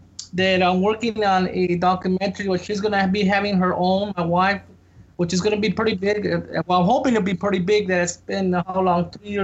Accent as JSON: {"language": "English", "region": "California", "country": "United States", "said": "I'm from California"}